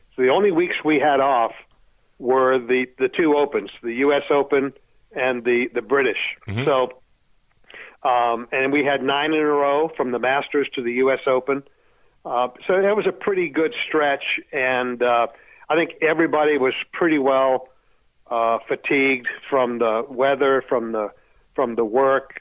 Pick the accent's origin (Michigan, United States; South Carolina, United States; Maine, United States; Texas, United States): Maine, United States; Sanford; moved away as an adult; also born or lived in Florida; now in Arizona, United States; I was born in Sanford, Maine